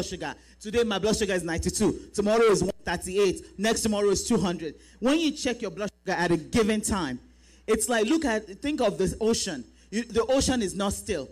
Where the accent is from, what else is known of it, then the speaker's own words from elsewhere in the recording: Nigeria; now in United States; we are Nigerian women.